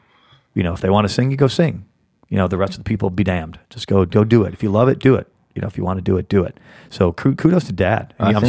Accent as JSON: {"language": "English", "town": "Chicago", "region": "Illinois", "country": "United States", "tie": "born or raised there", "also_born_or_lived": "California", "moved": "yes", "said": "I come from the Chicago area, but I have very, very deep roots in the South and Northern Alabama area."}